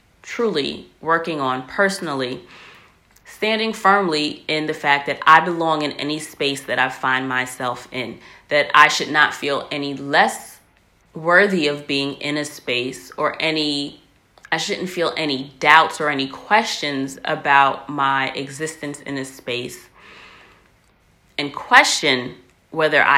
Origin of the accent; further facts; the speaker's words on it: United States; I'm American